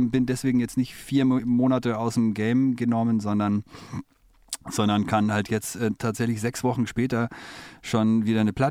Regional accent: Munich, Bavaria, Germany; also born or lived in Oxford; Ja, größtenteils. Also äh, allerdings äh, haben mich meine Eltern, als ich ein Jahr alt war, ähm, mit nach England genommen

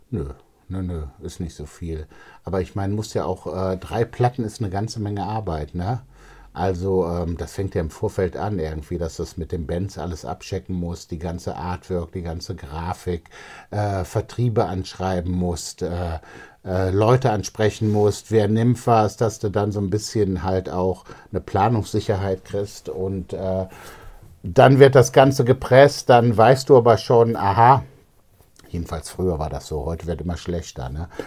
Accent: Düsseldorf, North Rhine-Westphalia, Germany; Ja, ich mag auch Gerresheim irgendwie. Ne? Also Gerresheim ist meine alte Heimat

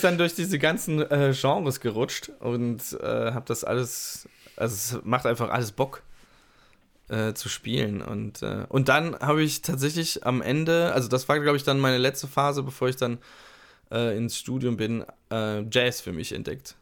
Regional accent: Ludwigshafen, Rhineland-Palatinate, Germany; nach Ludwigshafen zurück an, mhm. äh, an die Musikschule gewechselt, also das heißt zurück äh, in meinen Geburtsort

